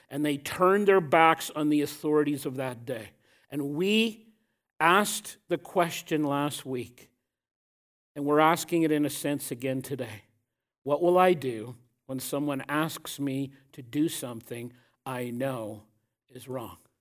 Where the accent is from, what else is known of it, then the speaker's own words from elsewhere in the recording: Canada; I am deeply proud to be a Canadian.